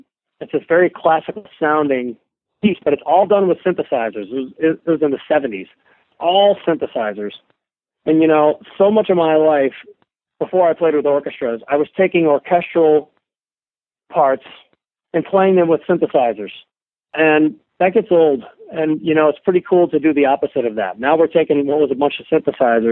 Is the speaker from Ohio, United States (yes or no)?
yes; Ohio, United States; I grew up in Ohio, and I started playing in bands at a very, very young age